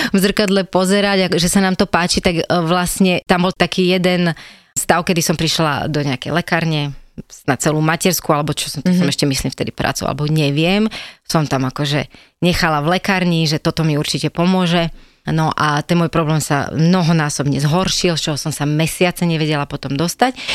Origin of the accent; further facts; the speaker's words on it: Slovakia; Ja pochádzam z Hronia, čo je naozaj e, miesto a priestor, kde to všetko krásne rastie